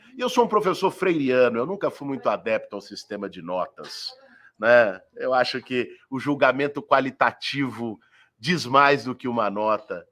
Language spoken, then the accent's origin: Portuguese; São Paulo, Brazil; Eu nasci, fui criado e vivo em São Paulo há 40 anos